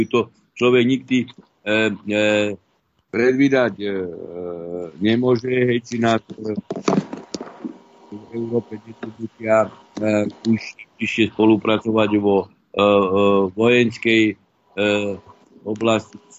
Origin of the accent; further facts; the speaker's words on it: Podtatry, Prešov Region, Slovakia; ja mám v podstate všetkých príbuzných, aj manželka a e, na východnom Slovensku, my sme z Podtatier, ale teda to už je e, východ a viem, ako ľudia tam žijú.